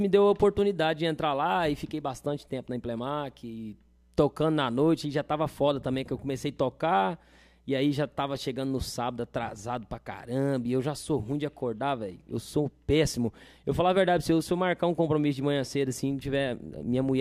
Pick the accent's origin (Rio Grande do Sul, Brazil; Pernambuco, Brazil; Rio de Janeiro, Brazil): Rio Grande do Sul, Brazil; Machadinho; Falei, velho, vim do Machadinho tocava lá na, to, toco na noite lá e, e trabalhava numa agropecuária